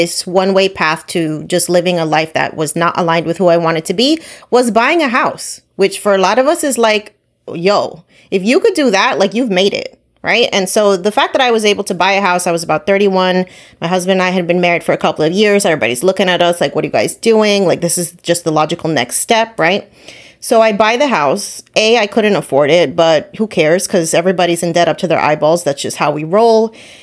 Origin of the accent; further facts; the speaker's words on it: New Jersey, United States; I'm from Jersey. I have an accent.